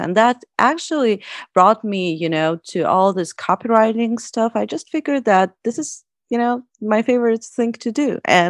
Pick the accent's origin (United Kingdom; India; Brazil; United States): United States; now in Russia; I'm from the US, but I've been living in Russia for like 5 years.